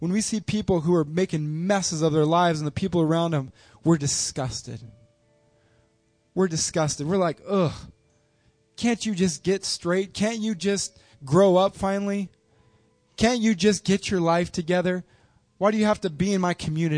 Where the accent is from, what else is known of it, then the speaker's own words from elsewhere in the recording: United States; we as an American culture